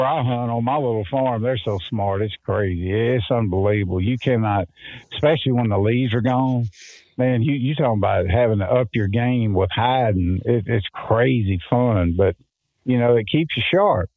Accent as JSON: {"language": "English", "region": "Mississippi", "country": "United States", "tie": "born or raised there", "said": "growing up in Mississippi"}